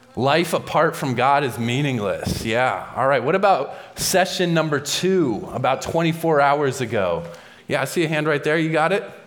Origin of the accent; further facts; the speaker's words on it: New England, United States; I grew up in the New England area and I loved skiing